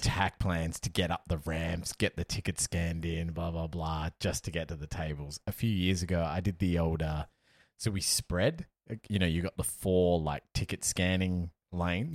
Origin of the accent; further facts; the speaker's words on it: Perth, Western Australia, Australia; now in Melbourne, Australia; I live in Melbourne, I'm from Perth